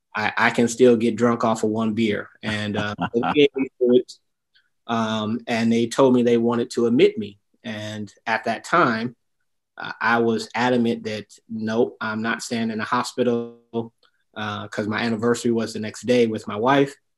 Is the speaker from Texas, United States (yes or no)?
no; Detroit, Michigan, United States; I'm originally from Detroit, Michigan